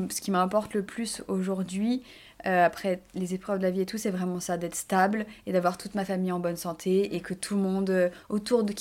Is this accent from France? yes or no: yes; Burgundy, Bourgogne-Franche-Comté, France; moved away as an adult; also born or lived in Nancy; Donc je viens de Bourgogne